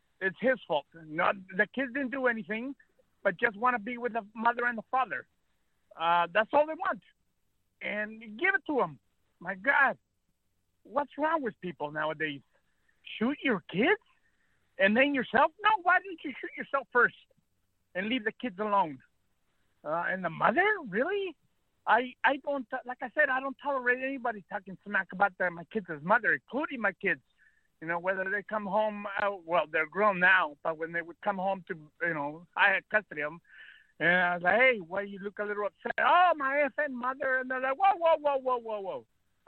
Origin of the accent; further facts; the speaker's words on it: California, United States; also born or lived in Mexico; I was born in Mexico. I was raised here in California, thank goodness.